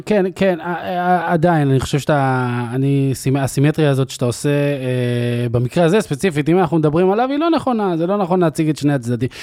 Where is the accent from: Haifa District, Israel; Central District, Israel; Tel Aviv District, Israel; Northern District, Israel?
Northern District, Israel; Afula; אני גדלתי בעפולה של שנות ה-90